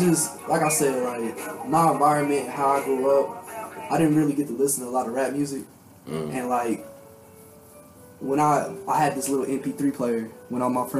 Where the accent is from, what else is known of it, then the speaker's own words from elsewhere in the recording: Cleveland, Ohio, United States; I'm from Cleveland, you know, we out here in Ohio representing.